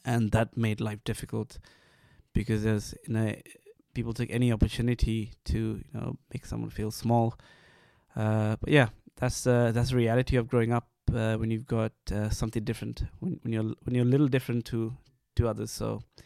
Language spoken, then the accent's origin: English; Sri Lanka; moved away; growing up in Sri Lanka